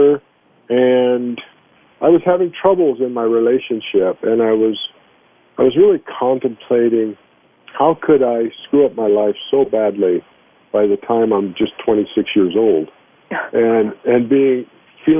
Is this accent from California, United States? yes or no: yes; Long Beach, California, United States; also born or lived in Brooklyn, New York / Los Angeles; we moved to Long Beach, California, and I grew up there